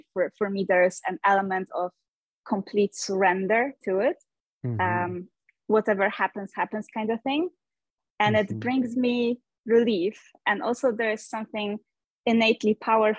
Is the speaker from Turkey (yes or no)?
no; Poland; moved away as an adult; also born or lived in United States; now in Norway; I am originally from Poland, but I left my home country pretty young. When I was 21, I moved to the United States